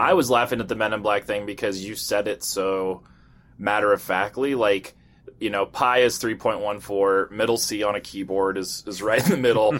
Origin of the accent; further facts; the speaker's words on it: United States; from the U S